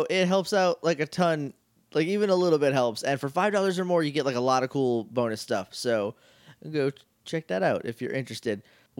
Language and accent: English; Rindge, New Hampshire, United States; In the town that I grew up in Ringe, New Hampshire, there was a lot